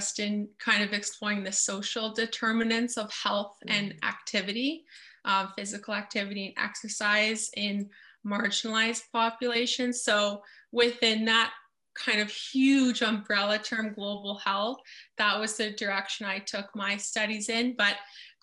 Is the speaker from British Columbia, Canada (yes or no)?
no; Oakville, Ontario, Canada; I'm from Oakville, and that's where our company is based out